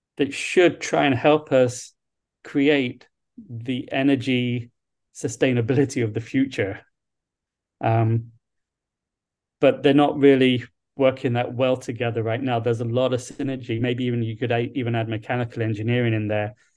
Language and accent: English; London, United Kingdom; moved away as an adult; also born or lived in Liverpool / Hawaii / Little Rock, Arkansas / Duluth, Minnesota; now in Toledo, United States; I grew up in London, England. So, um, I'm a, I'm a long way from my home